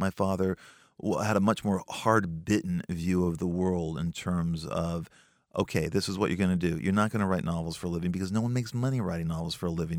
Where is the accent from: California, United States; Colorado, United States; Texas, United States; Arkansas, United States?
California, United States; Los Angeles; I grew up in a part of Los Angeles called the San Fernando Valley, a valley boy